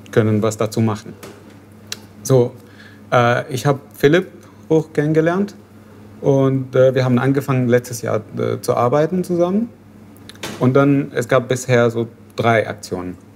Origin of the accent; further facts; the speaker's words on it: Syria; German is a second language; moved away as an adult; now in Berlin, Germany; ich komme aus Syrien. Ich bin neu in Berlin relativ, so seit zweieinhalb Jahren.